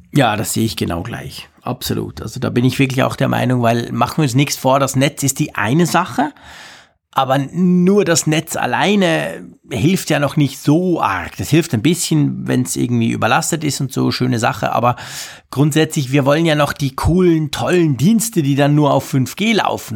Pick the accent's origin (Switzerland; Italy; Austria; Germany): Switzerland; bei uns in der Schweiz